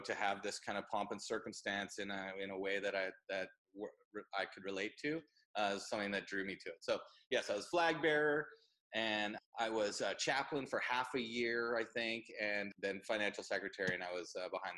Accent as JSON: {"language": "English", "area": "Vancouver Island", "region": "British Columbia", "country": "Canada", "tie": "born or raised there", "said": "born and raised on Vancouver Island"}